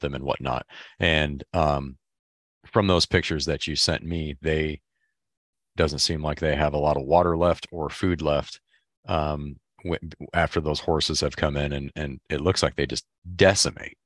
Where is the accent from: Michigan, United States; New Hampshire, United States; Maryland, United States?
Michigan, United States; I'm from Michigan